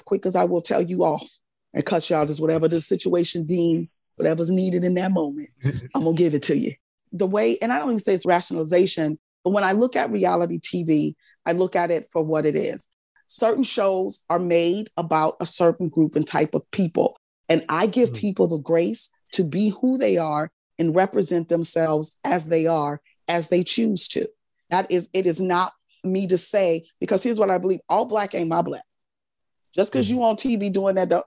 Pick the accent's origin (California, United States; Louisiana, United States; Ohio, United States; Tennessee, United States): Louisiana, United States; New Orleans; I'm not only Southern, I'm from New Orleans